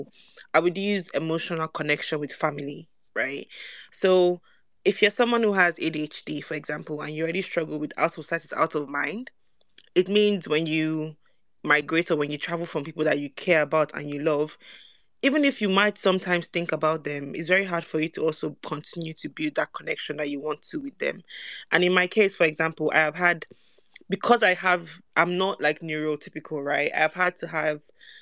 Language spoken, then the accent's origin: English; Nigeria; moved away; as a Nigerian